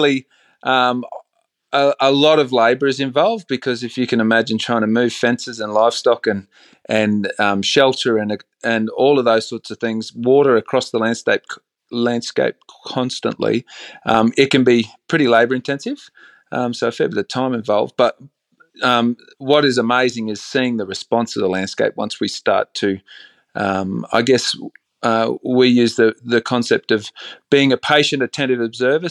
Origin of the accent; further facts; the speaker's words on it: Bundaberg, Queensland, Australia; I grew up in a town called Bundaberg, sort of central coastal Queensland